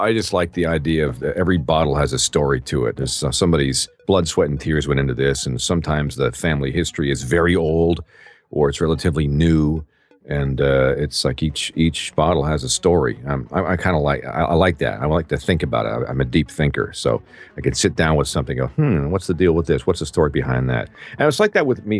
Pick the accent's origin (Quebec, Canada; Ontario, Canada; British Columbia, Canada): Ontario, Canada; Peterborough; now in United States; in my hometown of Peterborough, Ontario, Canada, many years ago. Well, I'm since an American citizen now, 3 months ago. So it's, you know, where I was born, though. And I grew up in my hometown